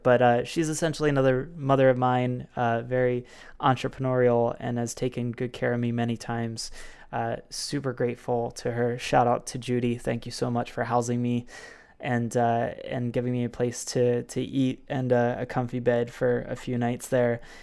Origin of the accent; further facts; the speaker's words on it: Baltimore, Maryland, United States; from Baltimore, Maryland, my hometown